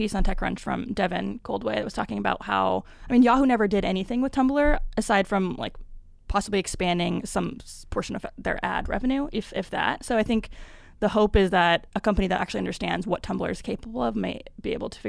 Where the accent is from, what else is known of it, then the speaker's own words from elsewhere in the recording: Pacific Northwest, United States; I'm from the Pacific Northwest too